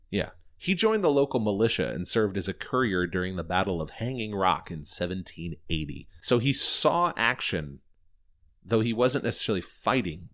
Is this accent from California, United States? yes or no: no; Indianapolis, Indiana, United States; based out of Indianapolis, where we're both from and where we're recording from